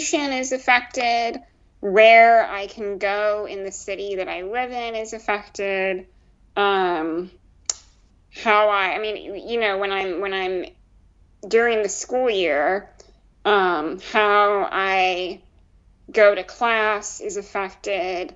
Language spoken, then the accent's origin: English; Iowa, United States; moved away; my hometown, I grew up in a not very diverse town or location at all